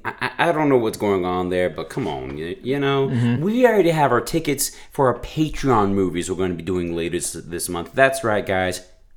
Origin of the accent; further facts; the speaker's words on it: Southern United States, United States; accent: American; We don't have Southern accents, even though we were born and raised in the South.